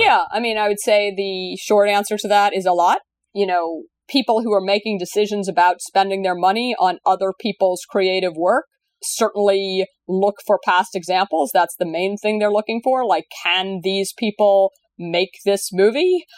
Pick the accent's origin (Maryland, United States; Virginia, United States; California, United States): Virginia, United States; your state of Virginia, which is actually my, my home state too